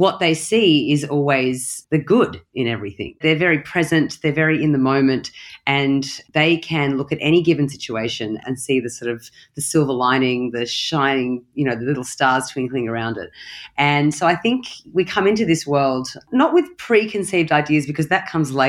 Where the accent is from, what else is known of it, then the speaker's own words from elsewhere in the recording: Australia; moved away; also born or lived in London / Bali; I am from Australia, but I am a citizen of the world. I've lived in London. I've lived in Bali